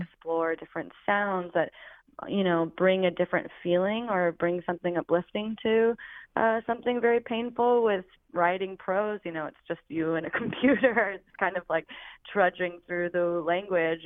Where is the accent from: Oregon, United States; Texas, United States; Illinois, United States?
Oregon, United States; now in Philadelphia, United States; I'm from Oregon originally